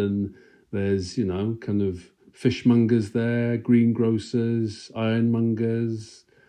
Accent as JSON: {"language": "English", "town": "Swansea", "region": "Wales", "country": "United Kingdom", "tie": "born or raised there", "said": "growing up in Swansea"}